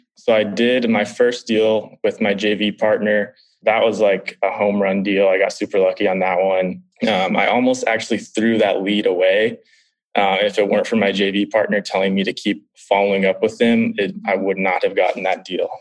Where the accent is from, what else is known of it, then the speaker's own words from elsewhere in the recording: San Diego, California, United States; I'm from San Diego, California, so a couple hours from where you are